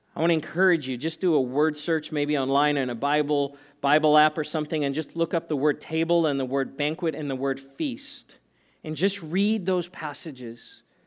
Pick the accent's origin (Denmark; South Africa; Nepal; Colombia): South Africa; moved away; I grew up in South Africa.